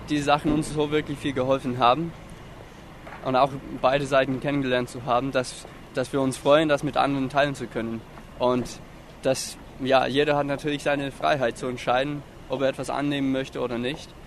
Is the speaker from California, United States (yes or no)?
no; Florida, United States; Also, ich bin in Florida aufgewachsen und dort ist wirklich viel Feuchtigkeit in der Luft. Und ich bin einfach damit aufgewachsen